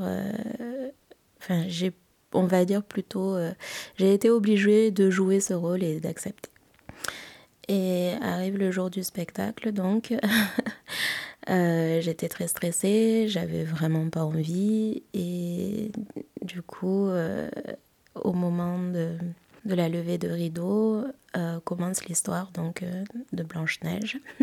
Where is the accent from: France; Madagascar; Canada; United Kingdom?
Madagascar; je suis malgache